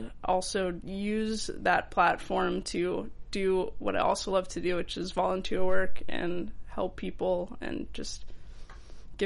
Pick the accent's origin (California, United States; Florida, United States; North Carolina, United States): California, United States; Los Angeles; I grew up, like, my childhood home, I guess, what the time I the most spent of my childhood is in Tarzana